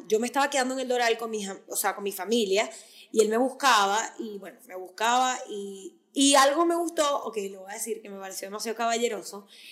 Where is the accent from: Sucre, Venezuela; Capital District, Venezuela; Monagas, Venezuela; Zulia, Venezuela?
Zulia, Venezuela; Maracaibo; now in United States; yo soy de Maracaibo